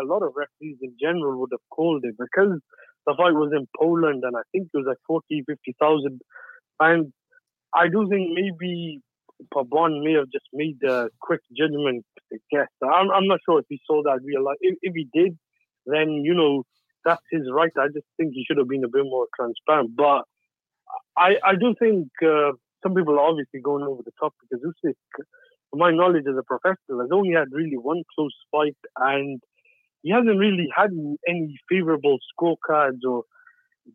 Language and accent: English; United Kingdom; I'm British